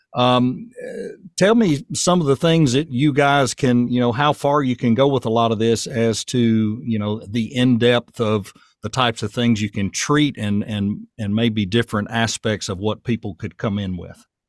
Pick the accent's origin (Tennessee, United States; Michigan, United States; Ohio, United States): Tennessee, United States; Murfreesboro; also born or lived in Chamblee/Doraville, Georgia / Nashville, Tennessee; now in Portland, United States; the Murfreesboro I grew up